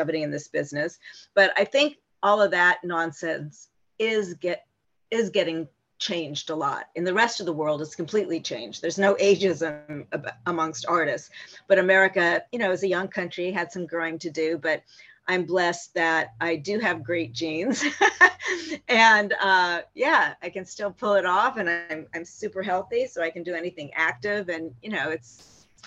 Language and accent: English; Palm Springs, California, United States; I grew up in Palm Springs where they all hung out